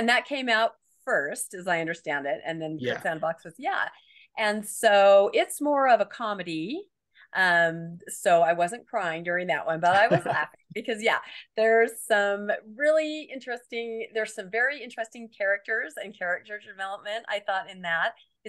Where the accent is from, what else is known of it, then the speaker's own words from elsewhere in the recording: Washington, United States; Now, I grew up in Washington State, so we didn't have Deseret Book, but we had a place called Desert Book